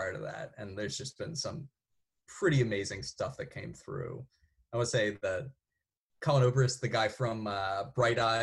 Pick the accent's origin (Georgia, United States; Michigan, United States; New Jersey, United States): New Jersey, United States; Haddon Heights; my hometown in Haddon Heights, New Jersey